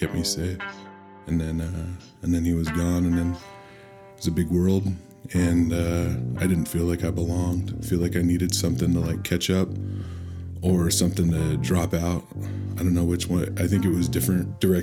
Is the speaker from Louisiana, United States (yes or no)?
no; Olympia, Washington, United States; I'm from Olympia, Washington.